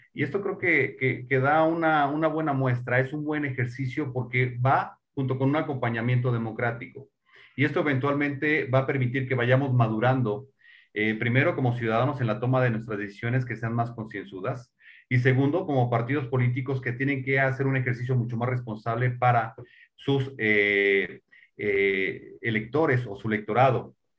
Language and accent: Spanish; Mexico; nosotros como mexicanos